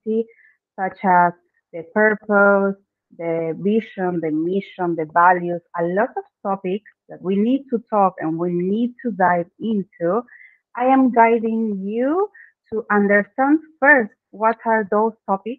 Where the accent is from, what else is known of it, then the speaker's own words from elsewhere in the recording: Argentina; first language Spanish; English is a second language; I am from Argentina. So yeah, my native language is Spanish